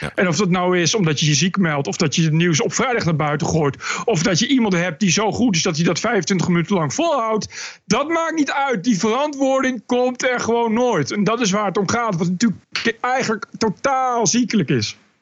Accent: Netherlands; moved away as an adult; als Nederlander dat ik geen Arabisch ken

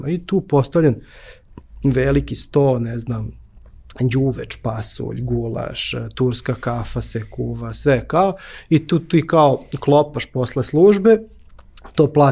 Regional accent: Belgrade, Serbia; moved away as an adult; odakle si ti? Ja kažem, iz Beograda.

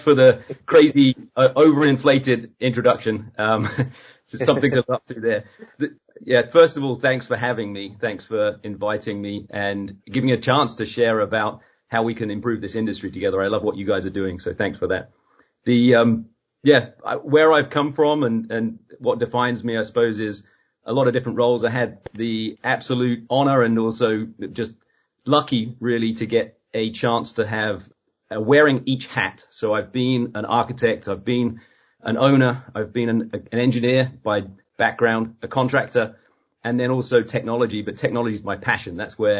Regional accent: East of England, United Kingdom; now in United States; I go back to my hometown in Suffolk in England, and they ask me where am I from, and they're mostly so convinced that I'm Australian

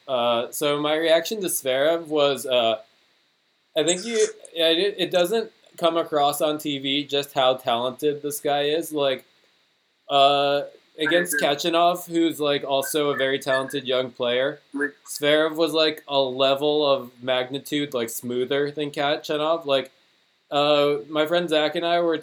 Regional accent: United States; accent: American; my American accent

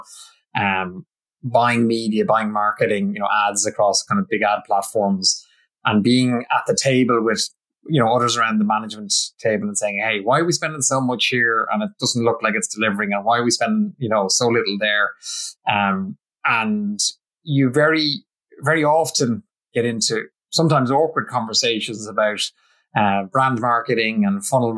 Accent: Ireland; I'm Irish

